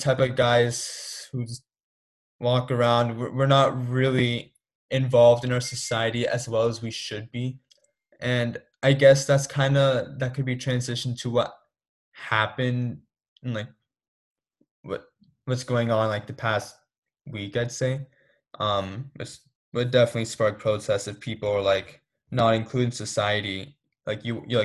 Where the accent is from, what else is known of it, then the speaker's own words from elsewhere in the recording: Torrance, California, United States; I'm born in Torrance